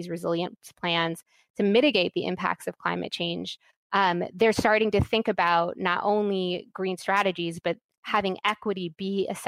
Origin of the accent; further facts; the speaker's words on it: California, United States; my home state of California